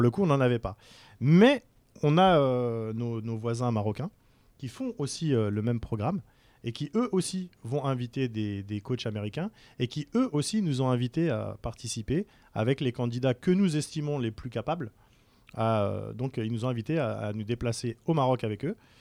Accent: France; moved away as an adult; also born or lived in Algiers, Algeria / United States / Singapore / Malaysia; now in Algeria; moi je suis né à Sidi Mohamed, mes parents quittaient l'Algérie, j'avais un an. Voilà, j'ai eu la chance de faire mes études en France, de grandir en France

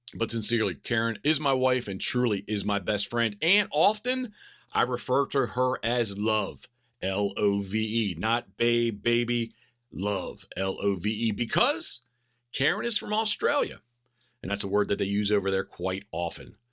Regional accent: Havre de Grace, Maryland, United States; now in Berlin, Maryland, United States; I was born in Habitable Grace, Maryland, the self-proclaimed decoy capital of the world

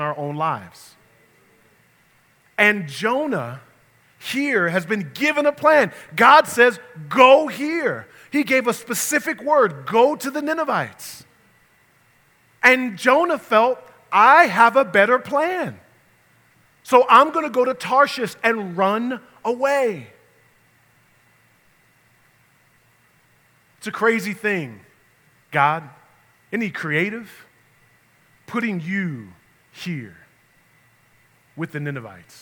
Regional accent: New York, United States; moved away; I grew up in New York

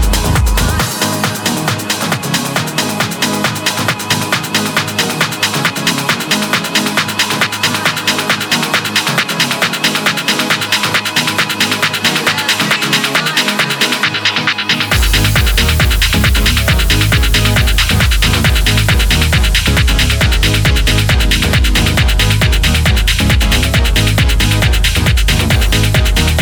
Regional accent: Southampton, South East England, United Kingdom; my hometown of Southampton, UK

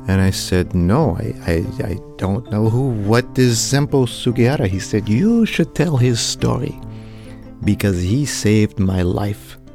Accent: Canada; I'm Canadian.

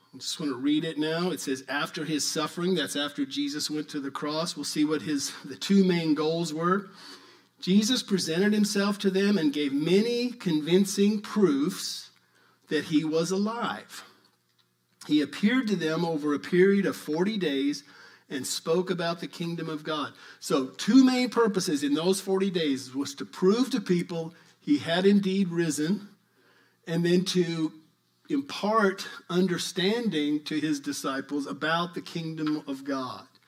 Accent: New Mexico, United States; I'm from New Mexico

